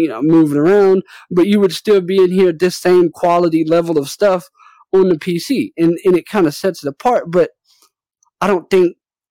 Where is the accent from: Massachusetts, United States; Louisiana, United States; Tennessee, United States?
Louisiana, United States; New Orleans; moved away; I'm originally from New Orleans